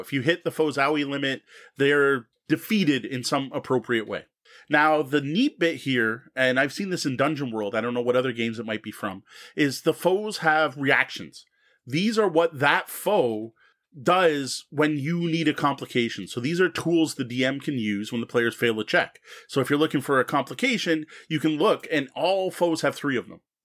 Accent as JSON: {"language": "English", "country": "Canada", "said": "As a Canadian"}